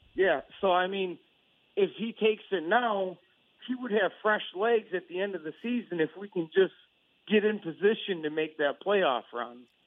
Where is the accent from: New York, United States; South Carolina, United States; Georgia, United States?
New York, United States; Rochester; I'm from Rochester, New York